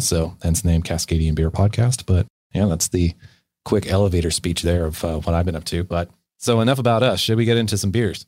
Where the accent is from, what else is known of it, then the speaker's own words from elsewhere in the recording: Bellingham, Washington, United States; now in British Columbia, Canada; my hometown of Bellingham